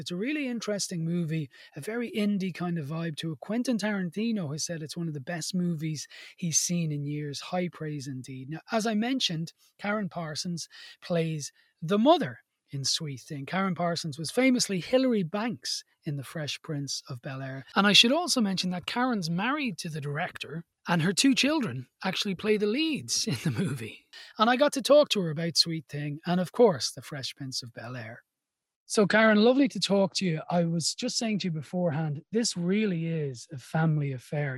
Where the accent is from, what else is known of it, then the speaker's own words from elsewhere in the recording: Ireland; part of being Irish